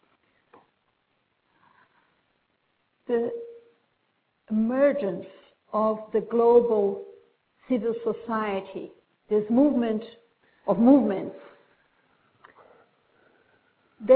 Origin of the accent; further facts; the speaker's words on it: Brazil; moved away as an adult; also born or lived in Britain; now in United Kingdom; when I moved to Britain, I'm from Brazil, about 20 years ago